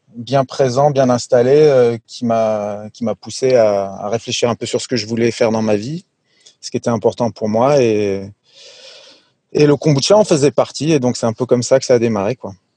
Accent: France; also born or lived in Sweden; je suis moitié suédois, moitié français. En fait, j'ai grandi en, en, France, mais je suis né en Suède.

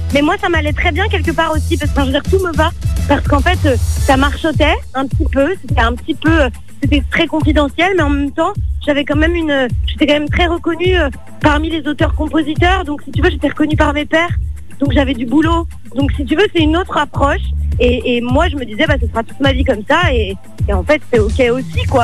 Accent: Paris, Île-de-France, France; je suis née à Paris

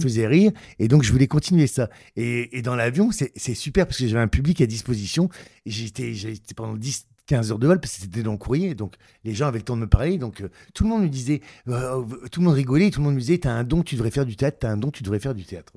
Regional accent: Ch'ti, Hauts-de-France, France; accent: ch'ti; mon accent ch'ti

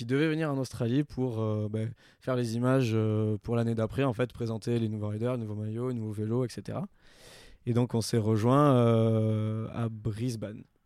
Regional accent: Toulouse, Occitania, France; moved away as an adult; now in Annecy, France; je suis originaire donc de Toulouse. Euh, j'ai déménagé sur Annecy il n'y a pas très longtemps, c'était en février

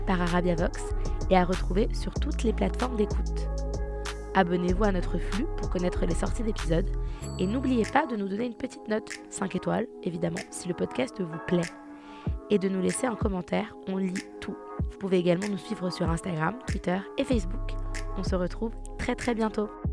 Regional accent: Algeria; je suis algérienne

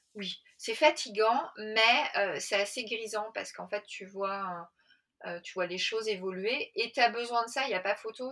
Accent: Paris, Île-de-France, France; je suis parisienne, j'ai 45 ans

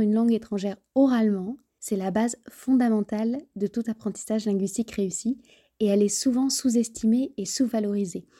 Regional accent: Béarn, Nouvelle-Aquitaine, France; Étant moi-même originaire du Béarn

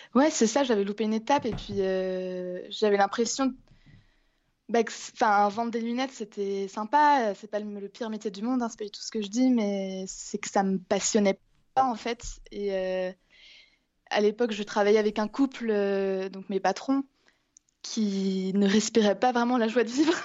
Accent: Angers, Pays de la Loire, France; also born or lived in Vannes, France; now in Iceland; je suis née à Angers. Et euh, non, j'ai jamais vécu dans une grosse, grosse ville. Mais je suis née à Angers et, je vis en Bretagne depuis plusieurs années. Euh, à Vannes.

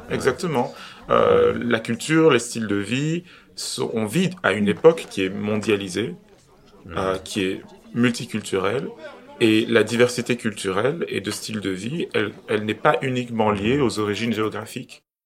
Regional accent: Belgium; en tant que Belge d'origine étrangère

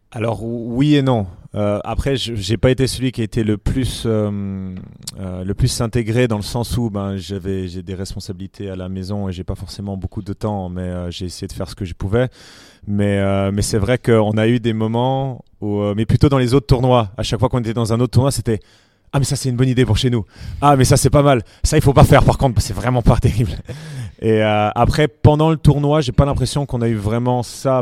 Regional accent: Switzerland; on est très suisse, quand on est suisse

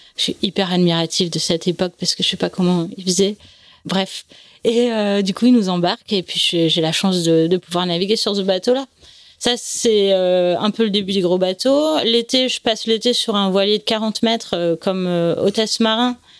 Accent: Nice, Provence-Alpes-Côte d'Azur, France; also born or lived in Paris; En fait, je suis née à Paris, ils ont eu la bonne idée de déménager à Nice quand j'avais trois ans

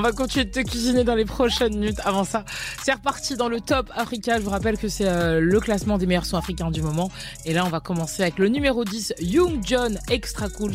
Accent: Côte d’Ivoire; je suis ivoirienne

